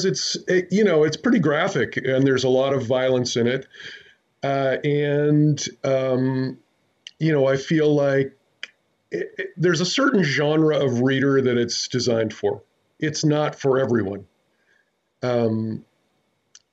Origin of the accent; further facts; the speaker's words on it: Culver City, California, United States; now in Chico, United States; I was born in 1956 in Culver City, California, which is in West Los Angeles